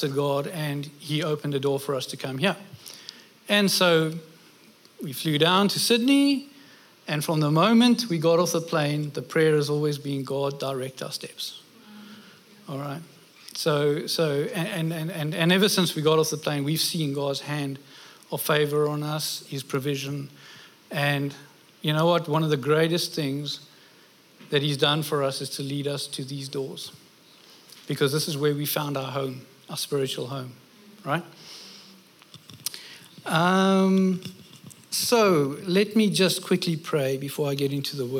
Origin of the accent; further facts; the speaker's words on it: South Africa; moved away as an adult; also born or lived in United Kingdom; now in Australia; I'm South African. We moved over to the UK. I was 26 when I went over there